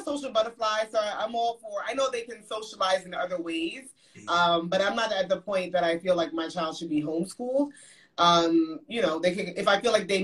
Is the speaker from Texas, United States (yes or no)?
no; New York City, New York, United States; moved away as an adult; now in Dallas, United States; we grew up in Brooklyn, New York